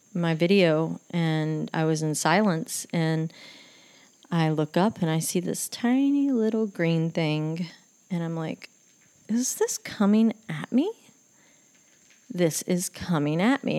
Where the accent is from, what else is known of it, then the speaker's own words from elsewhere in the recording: Texas, United States; I'd go back to Texas and do hair for like a week to make money